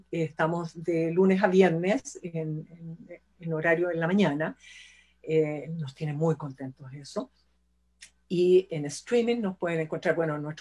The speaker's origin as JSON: {"language": "Spanish", "country": "Chile", "said": "somos chilenos, así que es .cl."}